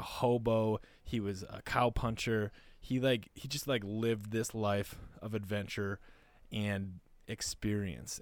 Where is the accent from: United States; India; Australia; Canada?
United States; North Dakota and Minnesota, Midwest; moved away; also born or lived in Panama; I grew up in North Dakota and Minnesota